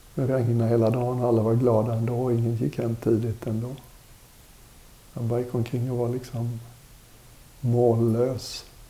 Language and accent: Swedish; Sweden; also born or lived in India; Som väluppfostrad svensk